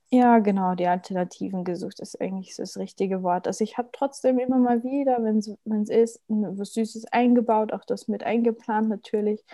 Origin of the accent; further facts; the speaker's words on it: Austria; bei uns in Österreich